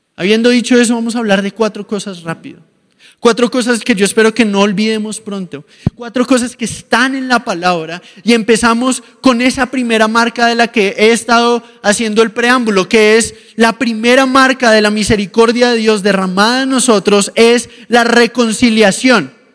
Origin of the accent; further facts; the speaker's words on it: Colombia; mi país, en Colombia